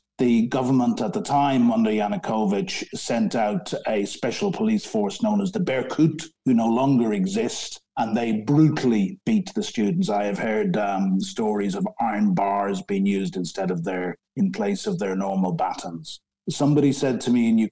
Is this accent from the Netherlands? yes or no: no; Ireland; moved away as an adult; now in London, United Kingdom; I'm an Irishman, but I've lived in this great country for 34 years.